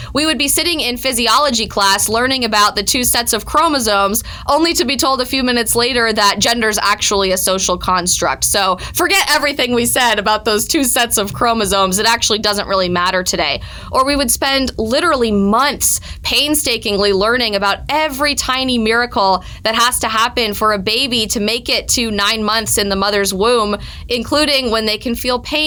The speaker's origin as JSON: {"language": "English", "region": "Colorado", "country": "United States", "said": "my home state of Colorado"}